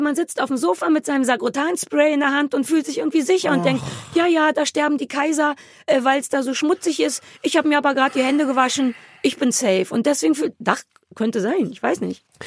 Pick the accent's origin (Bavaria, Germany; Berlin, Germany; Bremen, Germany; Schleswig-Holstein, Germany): Berlin, Germany; für mich als Berliner